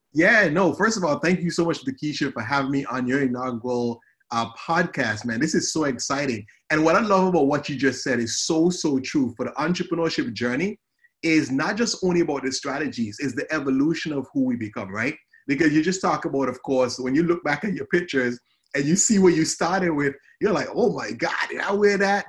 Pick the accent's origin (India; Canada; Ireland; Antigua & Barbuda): Antigua & Barbuda; moved away as an adult; also born or lived in Murray, Kentucky; now in United States; you probably hear the accent. So I'm, I'm from the Caribbean. I'm from a, of a beautiful island called Antigua